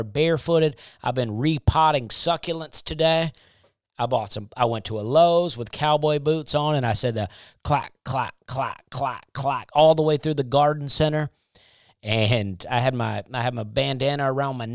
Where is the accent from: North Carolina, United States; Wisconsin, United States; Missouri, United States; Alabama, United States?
Alabama, United States; Opelika; I grew up in a town called Opelika, right next to Auburn University